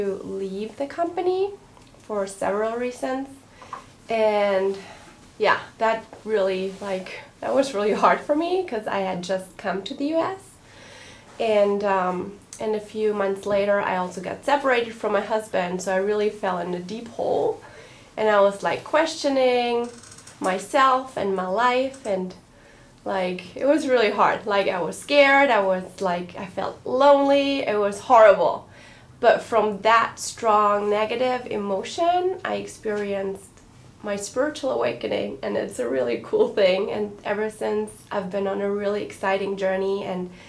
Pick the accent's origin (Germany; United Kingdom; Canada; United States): Germany; moved away; also born or lived in Berlin; I'm from Germany, half Italian